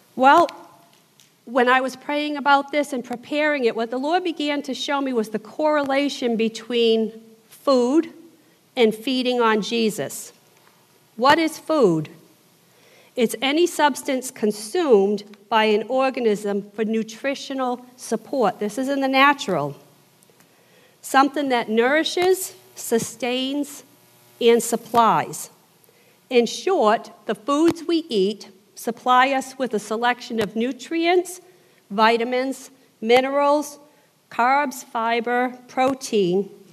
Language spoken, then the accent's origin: English; southern New England, United States; accent: Yankee; moved away as an adult; I am from the South, I'm from southern New England. I've been down here 24 years.